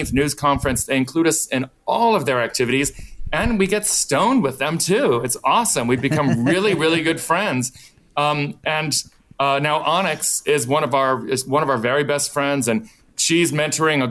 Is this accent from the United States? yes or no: yes; Portsmouth, Virginia, United States; where we were from. And we said, you know, Portsmouth, it's just 4 hours drive